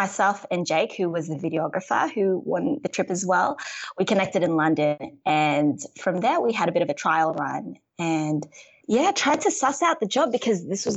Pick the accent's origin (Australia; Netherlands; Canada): Australia; I'm full Filipino by blood, but I was born and raised in Australia.